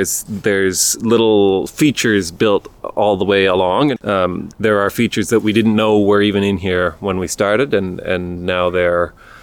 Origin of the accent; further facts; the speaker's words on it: Whitehorse, Yukon, Canada; I grew up on the trails of Riverdale for running and biking, and then Mount Mac for cross-country skiing